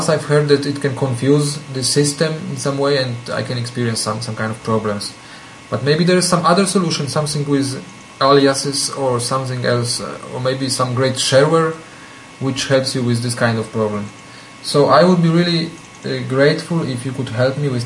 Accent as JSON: {"language": "English", "country": "Poland", "moved": "yes", "lives_now": "Switzerland", "said": "from Poland, or from Switzerland, I should say, because that's where I live at the moment."}